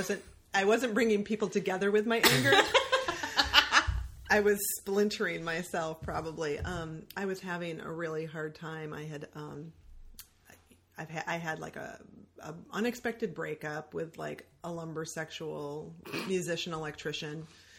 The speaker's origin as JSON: {"language": "English", "region": "Michigan", "country": "United States"}